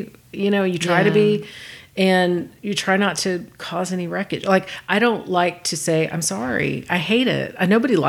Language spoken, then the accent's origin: English; Texas, United States; now in Los Angeles, United States; Well, I'm from Texas